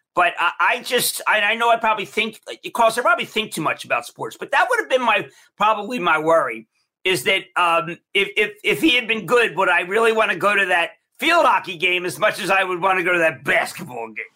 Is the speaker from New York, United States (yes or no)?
no; Philadelphia, Pennsylvania, United States; I'm from Philly